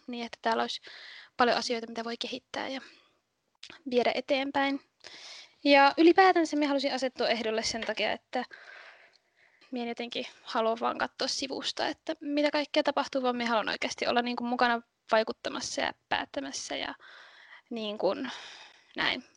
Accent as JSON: {"language": "Finnish", "town": "Kolari", "region": "Lapland", "country": "Finland", "tie": "born or raised there", "said": "Ne on asunut täällä 14-13-vuotiaasta asti ja minun mummola on täällä, niin sitten mä oon ollut täällä niin kuin aina tosi paljon"}